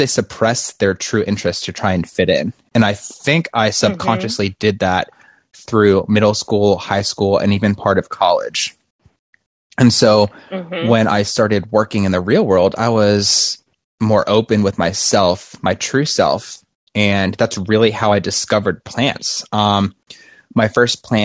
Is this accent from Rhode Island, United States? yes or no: yes; Rhode Island, United States; born or raised there; now in Florida, United States